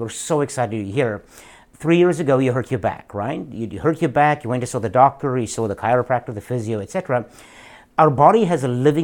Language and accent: English; South Africa; moved away as an adult; now in United States; I live in the United States, so from South Africa originally